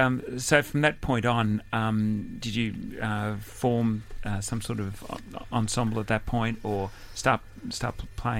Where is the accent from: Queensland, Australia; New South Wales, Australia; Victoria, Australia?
New South Wales, Australia; Sydney; my hometown suburb of Camperdown